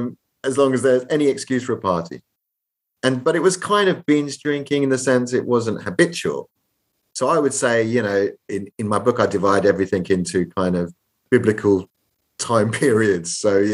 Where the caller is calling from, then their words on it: London, United Kingdom; I'm calling from London, England